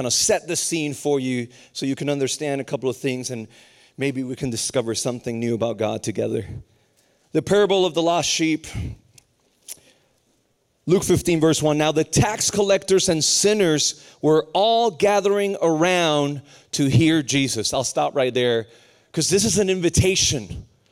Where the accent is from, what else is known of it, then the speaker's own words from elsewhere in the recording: Puerto Rico; moved away; also born or lived in Raleigh, North Carolina; I was born and raised in Puerto Rico, very broken background